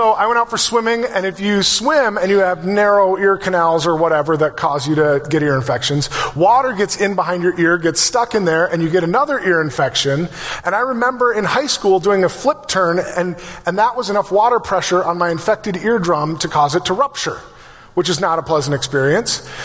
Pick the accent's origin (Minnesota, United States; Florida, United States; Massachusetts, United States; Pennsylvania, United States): Minnesota, United States; Brainerd; I grew up in Brainerd.